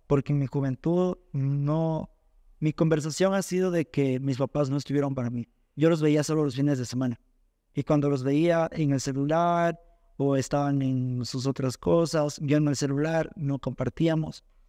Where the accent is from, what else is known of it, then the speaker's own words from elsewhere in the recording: Zumba, Zamora-Chinchipe, Ecuador; Yo soy de Zumba, un barrio llamado